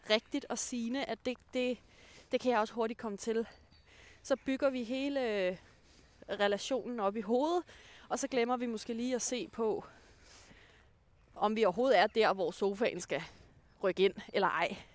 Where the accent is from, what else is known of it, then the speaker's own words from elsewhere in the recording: Denmark; når jeg kommer fra Jylland.